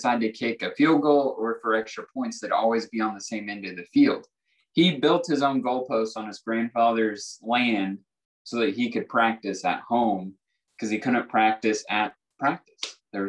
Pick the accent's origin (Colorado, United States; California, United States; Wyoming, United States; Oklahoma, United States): Oklahoma, United States; Yukon; he's actually from my hometown of Yukon, Oklahoma.